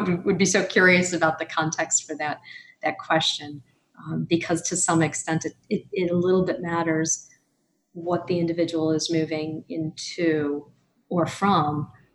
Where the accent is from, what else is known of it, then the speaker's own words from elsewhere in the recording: United States; as an American